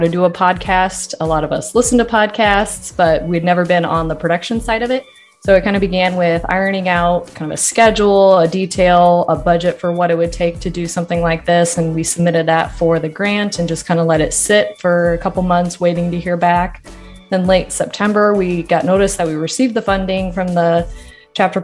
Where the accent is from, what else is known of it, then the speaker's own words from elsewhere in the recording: Lincoln, Nebraska, United States; moved away as an adult; also born or lived in Texas / Minnesota; I grew up in Lincoln, Nebraska, where I'm currently at now